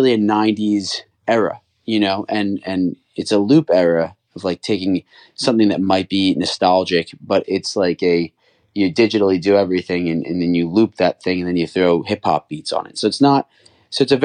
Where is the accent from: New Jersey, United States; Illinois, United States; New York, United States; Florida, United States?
New Jersey, United States; Cherry Hill; I grew up in Cherry Hill, in Cherry Hill, New Jersey, right outside of Philadelphia.